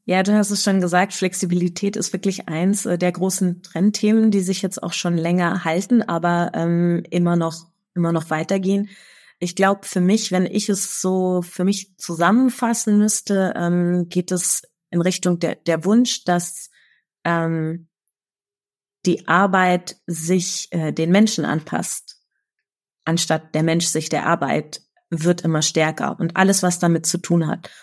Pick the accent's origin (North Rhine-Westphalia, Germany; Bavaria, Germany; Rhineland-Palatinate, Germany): Bavaria, Germany; Munich; in München, meiner Heimatstadt